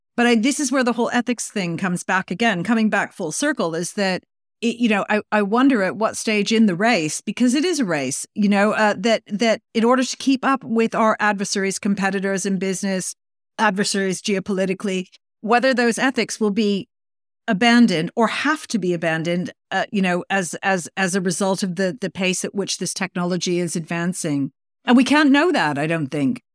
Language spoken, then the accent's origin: English; Canada; I was growing up in Canada